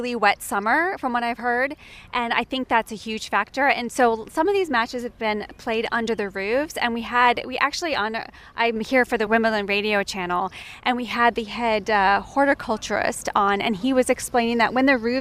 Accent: United States; being an American player

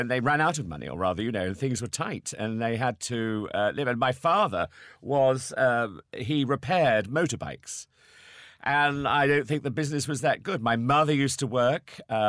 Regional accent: Salisbury, South West England, United Kingdom; moved away as an adult; also born or lived in Oldham; Salisbury is my hometown

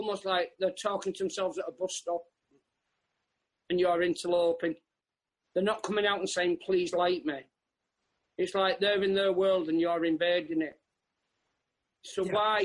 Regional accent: in the Northwest, North West England, United Kingdom; I'd sort of started out in my hometown at the Citadel

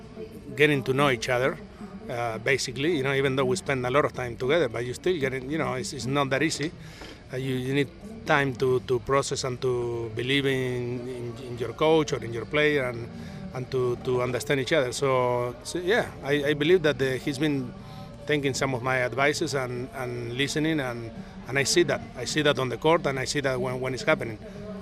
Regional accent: Argentina; English is a second language; now in United States; He's from Japan, I'm from Argentina. We both live in US. So, you know, we communicate, English is our second language.

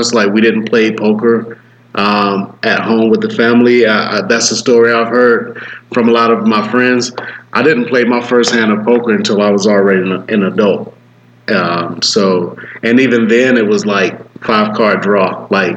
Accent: Atlanta, Georgia, United States; I'm from Atlanta

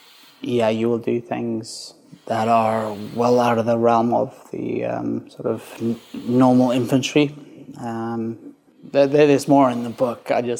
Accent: South Africa; but it starts with me growing up in South Africa, being quite a, I guess, quite a bad kid, not really knowing where he's supposed to be, and struggling through life.

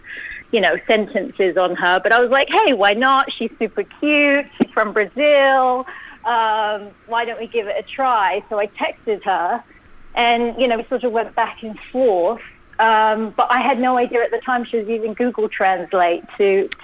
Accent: London, United Kingdom; moved away as an adult; also born or lived in New York; I was born and bred in London

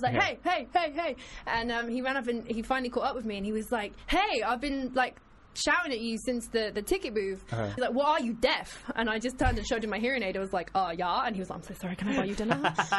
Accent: London, United Kingdom; I'm a Londoner and I tend to stick to London.

